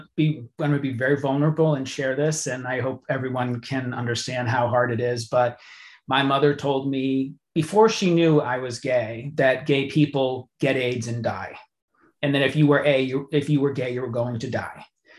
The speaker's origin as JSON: {"language": "English", "region": "Massachusetts", "country": "United States", "tie": "born or raised there", "said": "In Massachusetts."}